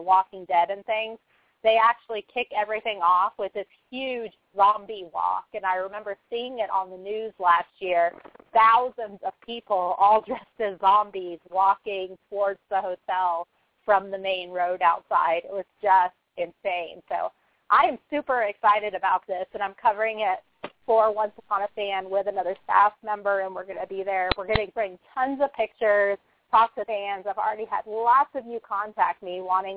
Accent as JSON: {"language": "English", "town": "Orlando", "region": "Florida", "country": "United States", "tie": "born or raised there", "said": "It's in my hometown"}